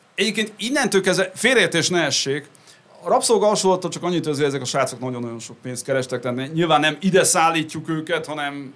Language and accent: Hungarian; Great Hungarian Plain, Hungary; also born or lived in United States; központú alföldi családban nőttem fel